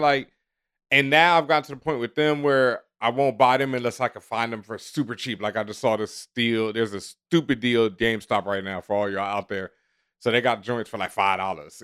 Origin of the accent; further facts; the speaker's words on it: Houston, Texas, United States; now in New York, United States; I grew up in Houston where people would do it up